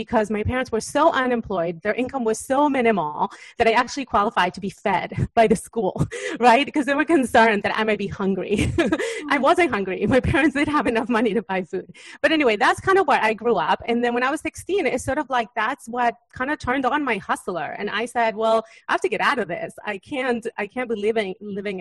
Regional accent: Uruguay; moved away; I was born in Uruguay in South America

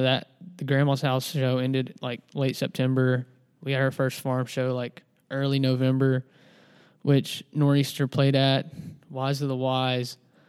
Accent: West Monroe, Louisiana, United States; also born or lived in Ruston, Louisiana; before I moved to Ruston. And I'm from West Monroe area.

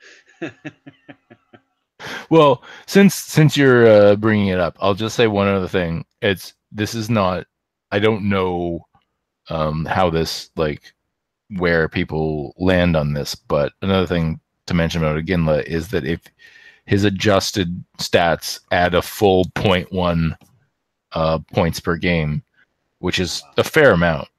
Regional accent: Canada

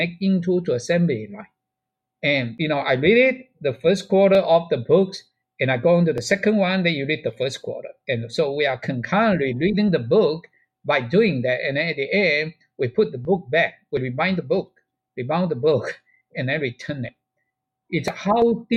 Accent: China; moved away; there's a teacher's training college in China, in my hometown, have a library

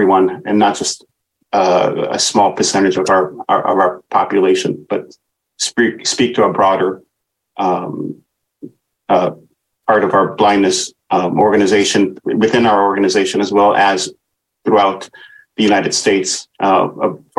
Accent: Bethlehem, West Bank, Palestine; moved away; I am also Palestinian, a Muslim. I was born in Bethlehem

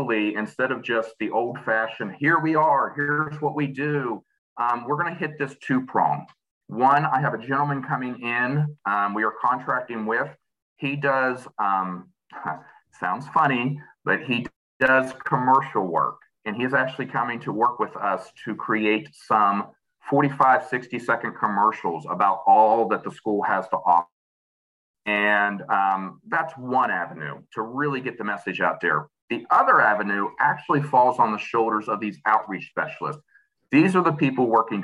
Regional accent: New Manchester, West Virginia, United States; I'm from Chester. Actually, New Manchester.

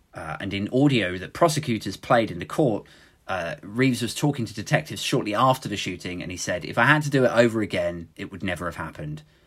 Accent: United Kingdom; speaking as a Brit

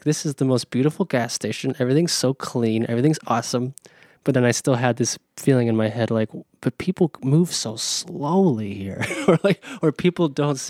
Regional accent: East Coast, United States; I am from the East Coast. I am from the East Coast.

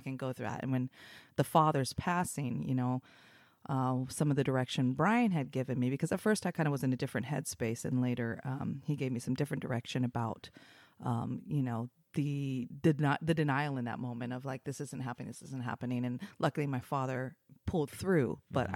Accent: Portland, Oregon, United States; also born or lived in Los Angeles, United States; I was raised in Portland

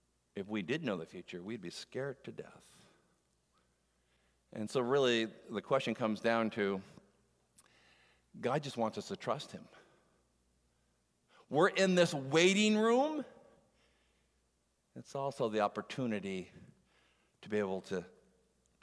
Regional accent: Moncton, New Brunswick, Canada; moved away; I'm from Moncton, New Brunswick, is where I would be born

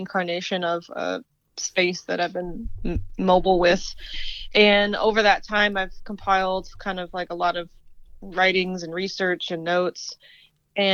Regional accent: Southern Virginia, United States; moved away as an adult; also born or lived in Asheville, North Carolina; I'm originally from Southern Virginia and grew up in a rural area in Southern Virginia

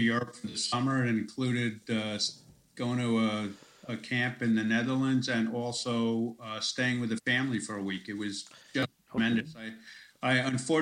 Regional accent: United States; moved away as an adult; now in Melbourne, Australia; I'm an American and I'm an Australian. I'm not a Canadian

